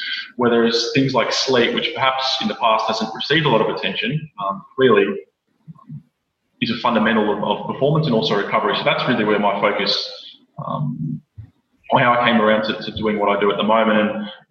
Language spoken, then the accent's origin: English; Melbourne, Victoria, Australia; moved away as an adult; now in Brisbane, Australia; growing up in Melbourne, I was born into a Collingwood family